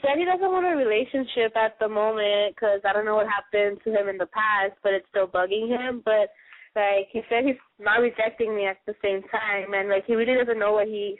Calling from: Los Angeles, California, United States; I'm calling from LA, and I'm 14.

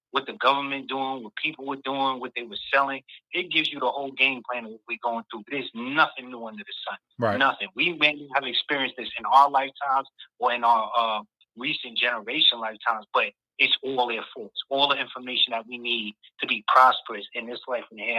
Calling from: New York, United States; What's going on, Mike?

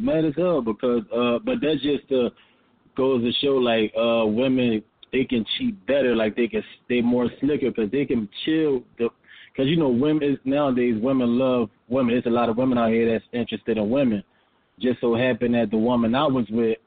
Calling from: Philadelphia, Pennsylvania, United States; I'm calling from Philly

